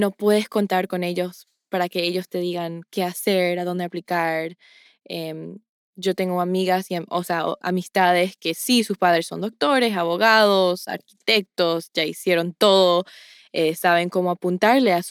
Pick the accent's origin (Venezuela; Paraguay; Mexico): Paraguay; Es con mucho orgullo que digo que soy paraguaya, un sentimiento perpetuo que se puede comparar a lo que sentimos cuando juega nuestro equipo en la Copa Mundial.